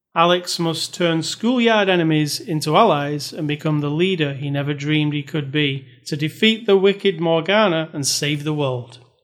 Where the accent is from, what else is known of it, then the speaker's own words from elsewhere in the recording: United Kingdom; I'm a British person